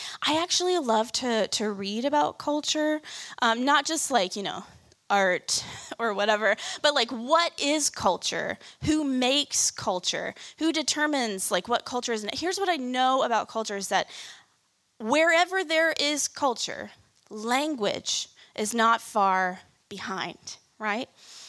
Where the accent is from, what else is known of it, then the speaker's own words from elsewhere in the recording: Kansas City, Missouri, United States; moved away as an adult; I moved here in college from Kansas City. And I didn't grow up in the South, but I thought I was fairly familiar with it because my grandparents lived here